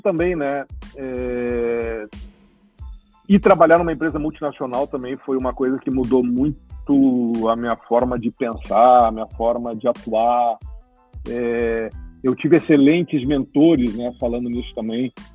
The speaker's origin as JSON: {"language": "Portuguese", "town": "Cruz Alta", "region": "Rio Grande do Sul", "country": "Brazil", "tie": "born or raised there", "also_born_or_lived": "Porto Alegre", "accent": "gaúcho", "said": "sou natural de Cruz Alta, né, gaúcho"}